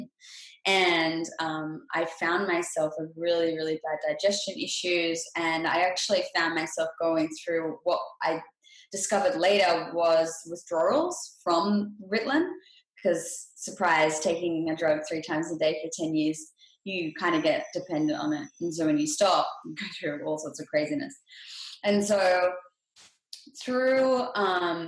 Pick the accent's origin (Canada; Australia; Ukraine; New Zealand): Australia; now in Los Angeles, United States; I grew up in Australia and I currently live in Los Angeles, California.